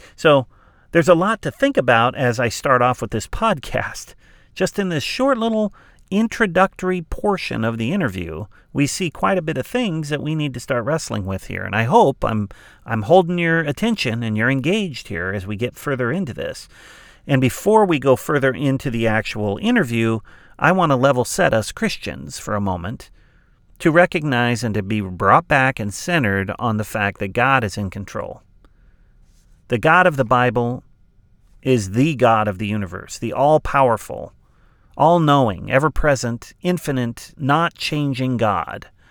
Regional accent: Southern California, United States; I grew up in Southern California on the west coast of the United States

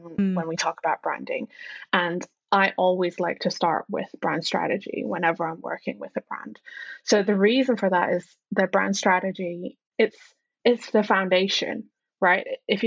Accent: Hong Kong; now in United Kingdom; I am originally from Hong Kong, and then moved to the UK, and I've spent over half my life in the UK now

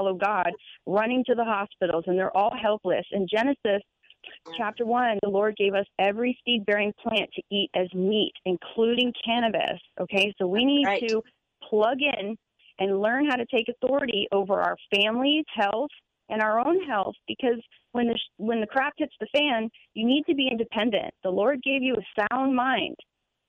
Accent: Florida, United States; my hometown in Florida

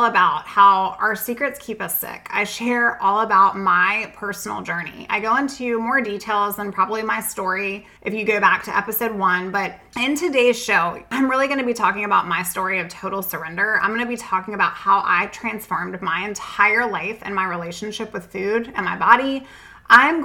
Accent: Southern Virginia, United States; I'm from Southern Virginia

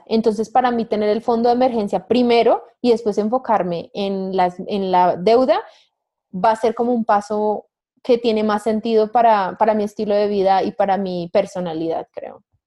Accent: Colombia; una nómada digital colombiana

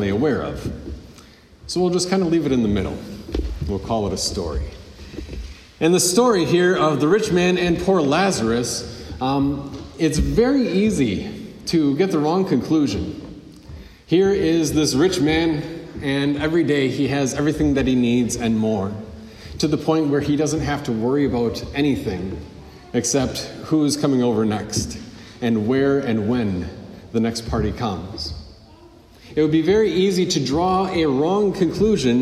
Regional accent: United States

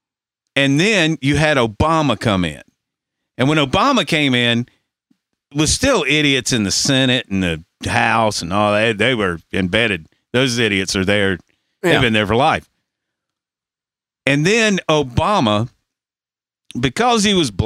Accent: United States; I'm an American

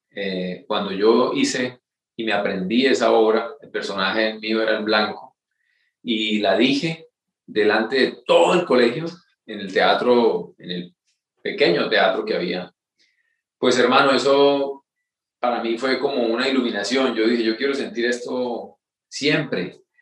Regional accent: Curití, Santander, Colombia; moved away; yo soy eh, colombiano, nacido y criado en un pueblo muy pequeño en Santander que se llama Curití

